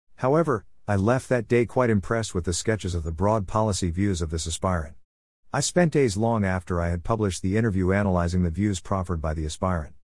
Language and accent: English; Ghana; my hometown